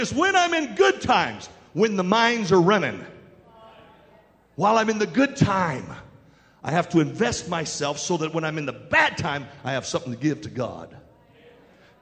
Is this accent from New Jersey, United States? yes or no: no; West Virginia, United States; we're from West Virginia